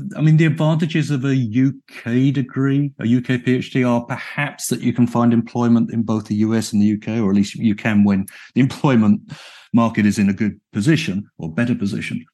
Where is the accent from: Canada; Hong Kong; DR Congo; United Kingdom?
United Kingdom; moved away as an adult; now in Chicago, United States; I was brought up and educated in the United Kingdom